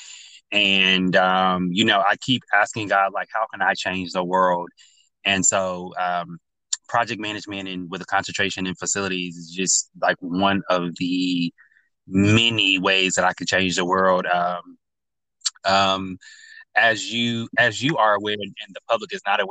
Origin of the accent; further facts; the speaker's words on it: North Carolina, United States; now in Los Angeles, United States; I'm from North Carolina originally